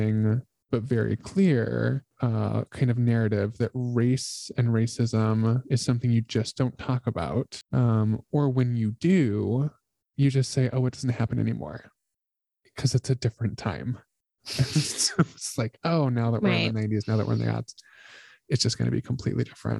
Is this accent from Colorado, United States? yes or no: yes; Colorado, United States; moved away; also born or lived in New York City; I'm white. I grew up in Colorado